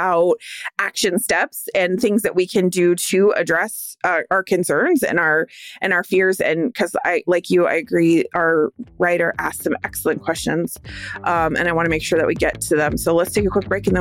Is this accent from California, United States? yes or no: yes; California, United States; growing up in California